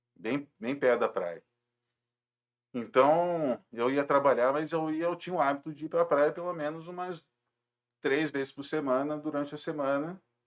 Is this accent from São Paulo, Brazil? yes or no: no; Rio de Janeiro, Brazil; moved away as an adult; now in Jundiaí, Brazil; Eu sou do Rio de Janeiro, mas a minha família é toda daqui de Jundiaí